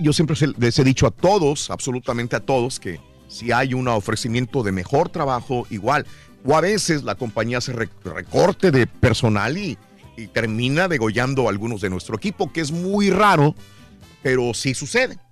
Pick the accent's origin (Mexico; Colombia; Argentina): Mexico; yo, todos los mexicanos somos admiradores de …